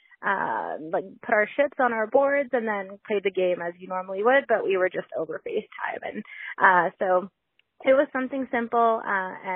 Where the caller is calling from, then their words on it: Alberta, Canada; I'm calling from Alberta, Canada